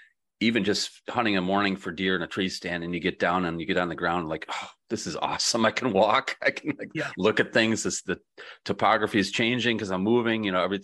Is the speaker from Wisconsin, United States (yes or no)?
no; Grand Rapids, Michigan, United States; born there; In March next year, they're having it in Grand Rapids where I was born.